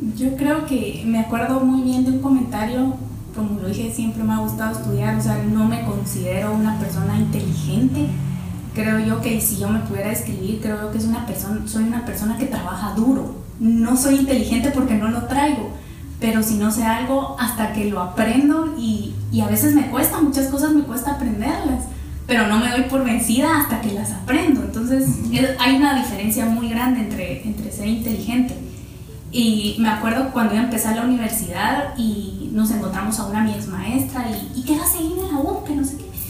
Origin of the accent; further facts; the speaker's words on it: Parramos, Chimaltenango, Guatemala; moved away; also born or lived in Guatemala City; yo toda mi niñez eh, la pasé en Parramos, Chimaltenango, yo nací en Chimaltenango